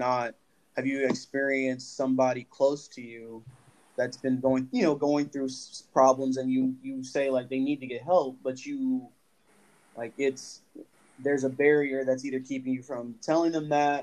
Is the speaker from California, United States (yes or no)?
yes; Los Angeles, California, United States; I was born and raised in Los Angeles, and my family's from Oklahoma